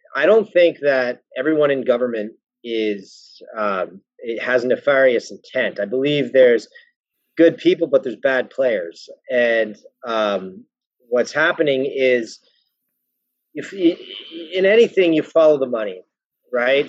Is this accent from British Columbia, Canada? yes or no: no; Welland, Ontario, Canada; I'm from Welland